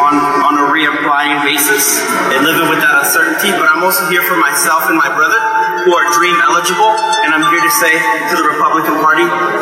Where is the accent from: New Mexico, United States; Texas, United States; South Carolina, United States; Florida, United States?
Florida, United States; Tampa; I'm from Tampa.